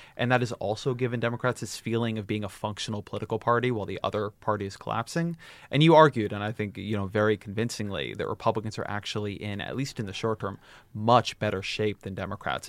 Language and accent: English; California, United States; I grew up in California.